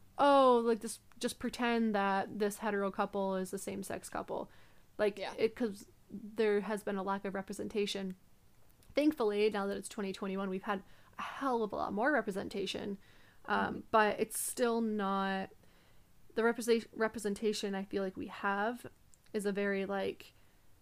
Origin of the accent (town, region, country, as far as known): United States